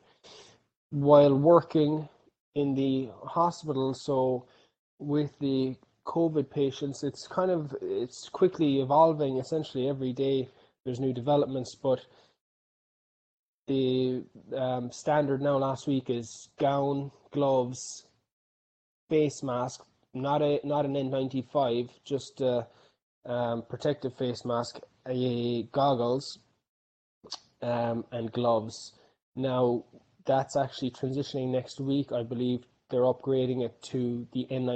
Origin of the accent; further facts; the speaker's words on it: Clonakilty, Munster, Ireland; moved away as an adult; also born or lived in Dallas, Texas; now in Los Angeles, United States; I'm from Clonakilty, County Cork. I've been out here in the US now since 2012.